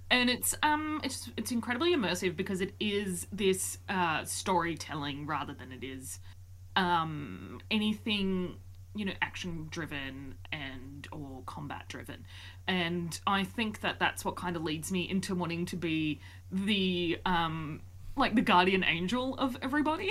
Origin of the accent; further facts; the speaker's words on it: Wollongong, New South Wales, Australia; I am a sociologist from Wollongong, Australia